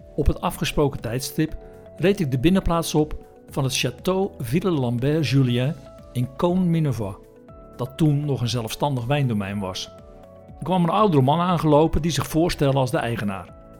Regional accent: Netherlands; wij uit Nederland kwamen

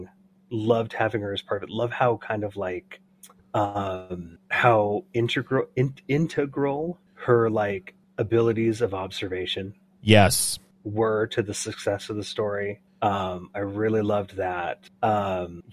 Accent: United States; an American bred on pop culture

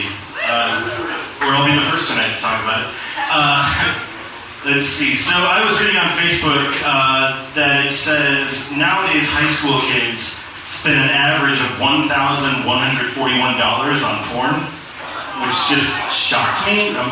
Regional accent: Lawrence, Kansas, United States; moved away as an adult; now in South Korea; I'm from Lawrence.

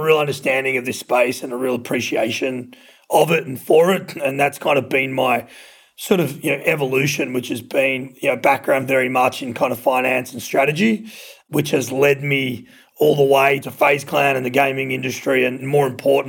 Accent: Australia; moved away as an adult; also born or lived in Los Angeles, United States; now in Dallas, United States; So I'm Australian, which you can probably tell from my accent, but I've been over in the States for about 8.5 years.

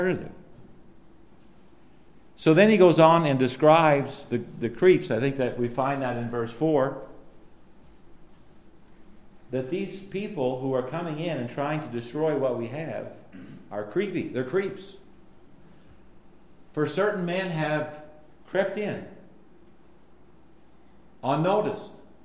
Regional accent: Allagash, Maine, United States; I was the only one from Allegash

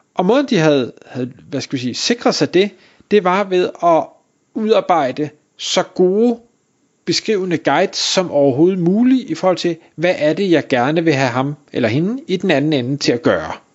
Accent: Denmark

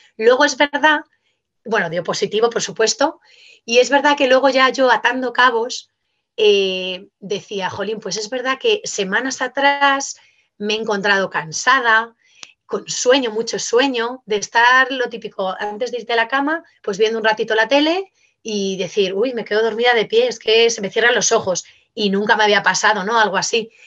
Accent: Madrid, Community of Madrid, Spain; nosotros somos de Madrid

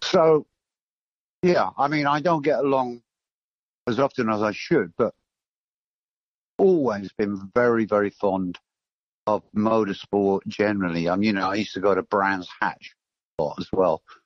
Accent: Torquay, South West England, United Kingdom; now in London, United Kingdom; I grew up in Torquay

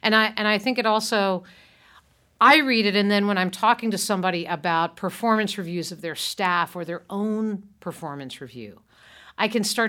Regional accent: Montclair, New Jersey, United States; who lives here in my hometown of Montclair, New Jersey

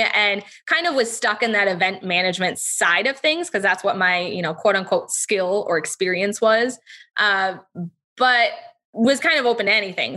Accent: Charlevoix, Michigan, United States; I grew up in Charlevoix, Michigan

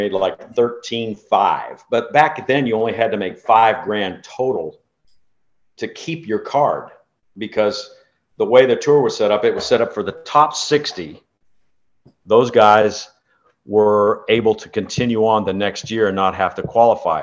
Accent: Napa, California, United States; my hometown of Napa

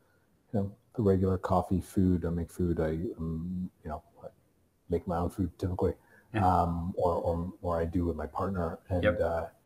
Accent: Toronto, Ontario, Canada; born or raised there

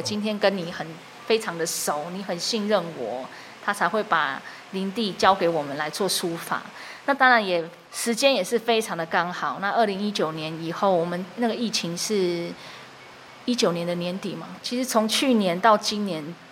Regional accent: Taiwan; 我自己是在部落长大

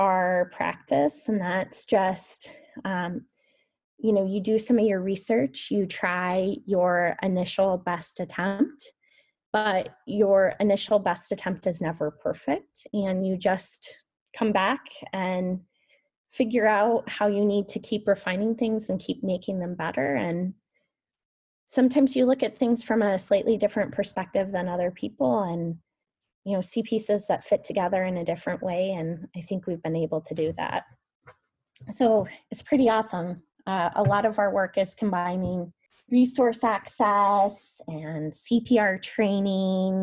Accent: Van Meter, Iowa, United States; growing up in Van Meter

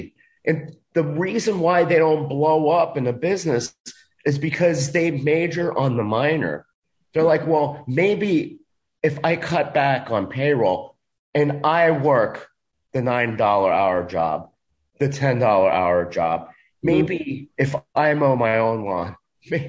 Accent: Dade County, Florida, United States; Dade County public school system thought I couldn't speak English

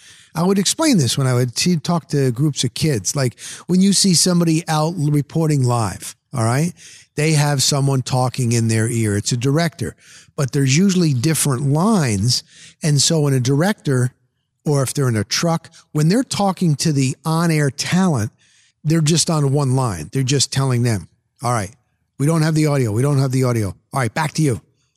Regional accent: Pasco County, Florida, United States; I'm across the pond. I'm a kid from Pasco County, Florida.

